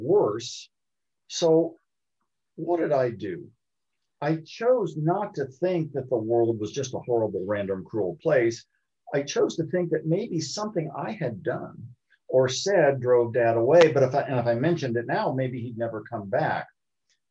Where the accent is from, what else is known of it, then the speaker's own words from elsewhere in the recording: Columbus, Ohio, United States; I was born in Columbus, Ohio